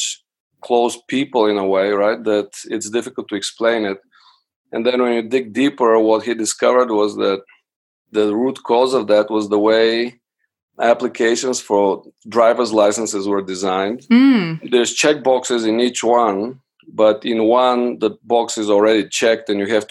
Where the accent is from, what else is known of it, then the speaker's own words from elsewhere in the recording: Bulgaria; moved away as an adult; now in United States; I'm originally from Bulgaria. I came to the States for undergraduate studies